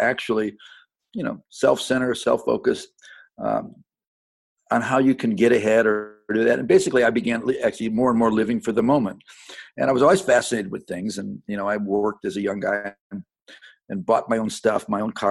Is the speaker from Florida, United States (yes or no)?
no; Independence, Ohio, United States; now in Franklin, United States; I was born in suburbs around Cleveland, Ohio, and grew up there in a little town called Independence, Ohio, which is just south of Cleveland.